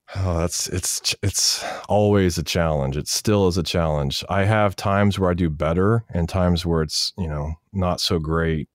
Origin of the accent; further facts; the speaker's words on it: Wichita, Kansas, United States; moved away as an adult; also born or lived in Los Angeles; I'm going to college in my hometown, Wichita, Kansas.